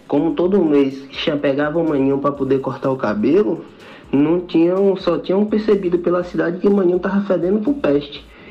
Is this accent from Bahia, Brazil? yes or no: yes; Teolândia, Bahia, Brazil; now in Salvador, Brazil; eu sou eu sou do interior da Bahia, né? Moro em Salvador, mas sou do interior da Bahia, cidade chamada Teolândia